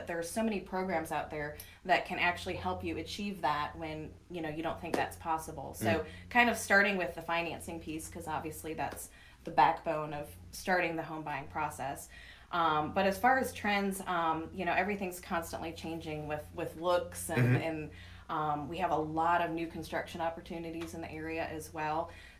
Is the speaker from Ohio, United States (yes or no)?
yes; Cleveland, Ohio, United States; now in Lowcountry, United States; I'm not. I'm from Cleveland, Ohio.